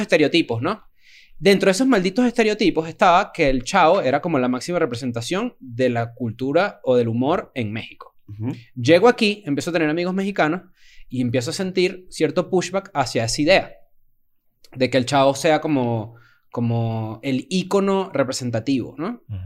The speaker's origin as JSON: {"language": "Spanish", "country": "Venezuela", "moved": "yes", "said": "soy latinoamericano"}